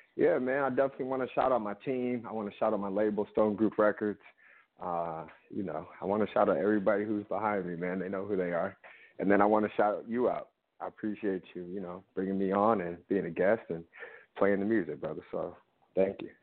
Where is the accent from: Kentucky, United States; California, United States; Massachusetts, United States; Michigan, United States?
Michigan, United States; Detroit; now in New York, United States; I'm born and raised in Detroit, Michigan